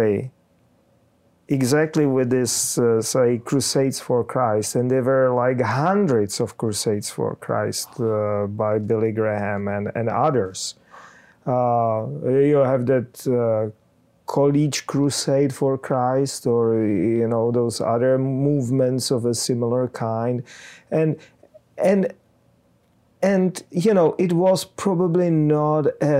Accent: Czechia; I'm from Czech Republic

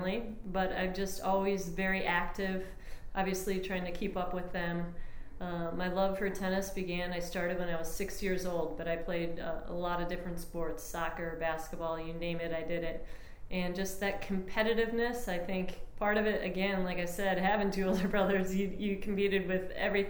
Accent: Long Grove, Illinois, United States; moved away as an adult; I grew up in Long Grove, Illinois, so the Midwest

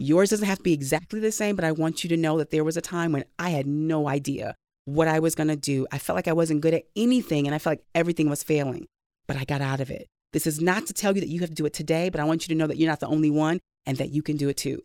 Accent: Saint Paul, Minnesota, United States; I grew up in Saint Paul

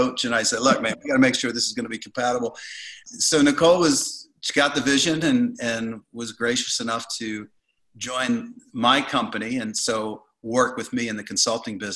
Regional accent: Baltimore, Maryland, United States; moved away; also born or lived in Denver; I grew up in Baltimore and... moved to Denver in 2004

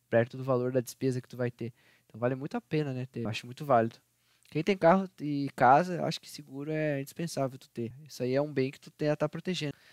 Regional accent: Rio Grande do Sul, Brazil; moved away; Assim como eu, que eu saí do Rio Grande do Sul.

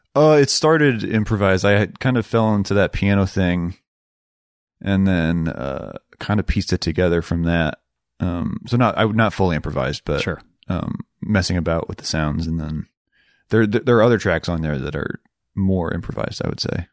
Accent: Rochester, Minnesota, United States; moved away as an adult; now in Iowa City, United States; I was born in Iowa City, um, okay. and then grew up in Rochester, Minnesota

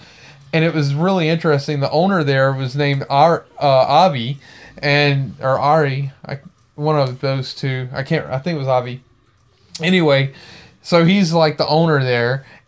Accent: Baton Rouge, Louisiana, United States; I'm from Baton Rouge.

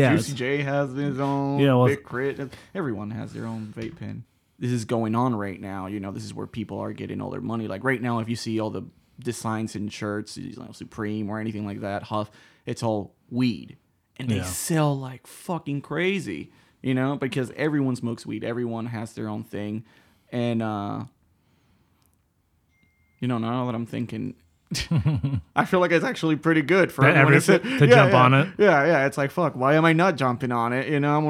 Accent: Puerto Rico; But I'm from Puerto Rico, so it's fully different.

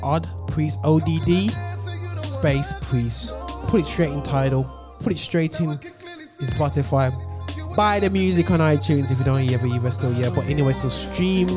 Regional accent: Birmingham, West Midlands, United Kingdom; my hometown, Birmingham

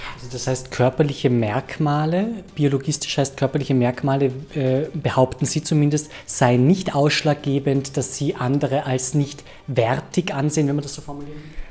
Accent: Austria; uns Österreicherinnen und Österreicher

